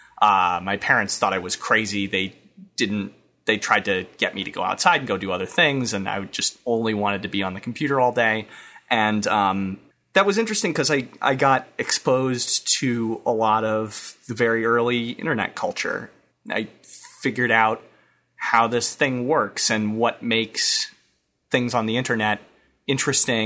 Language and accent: English; Maine, United States; moved away; I'm from Maine originally